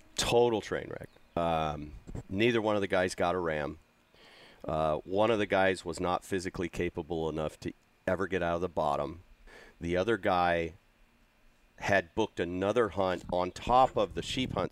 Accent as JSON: {"language": "English", "region": "California", "country": "United States", "tie": "born or raised there", "said": "a California farm boy"}